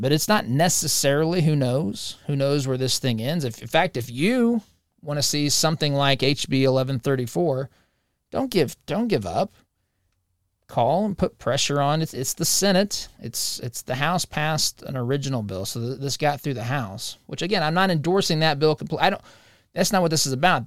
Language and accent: English; Monrovia, Indiana, United States; moved away; it's in my hometown